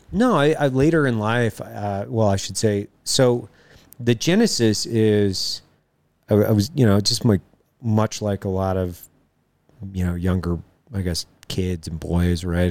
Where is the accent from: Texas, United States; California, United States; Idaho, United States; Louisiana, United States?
Idaho, United States; Lewiston; I grew up in Lewiston, Idaho, uh, on the Clearwater